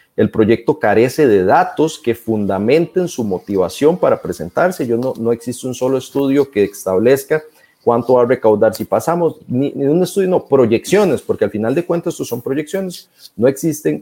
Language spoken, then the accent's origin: Spanish; Turrialba, Cartago, Costa Rica; las calles de Turrialba, de donde soy yo